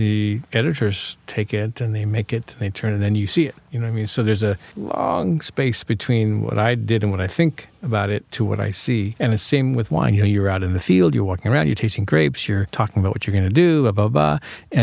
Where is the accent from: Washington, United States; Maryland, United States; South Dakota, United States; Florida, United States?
Washington, United States; Yakima; moved away; also born or lived in Los Angeles; I grew up in Yakima, Washington, which is on the east side of the state.